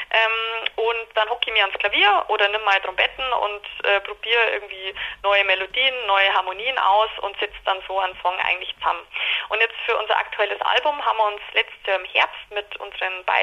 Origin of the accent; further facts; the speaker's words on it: Landshut, Bavaria, Germany; Genau, also wir kommen alle aus Landshut, also aus dem Umkreis von Landshut wir waren alle zusammen in Landshut auf der Schule, eben auf diesem Mädchengymnasium und äh, sind auch im Herzen total niederbayerisch, werden das ja immer bleiben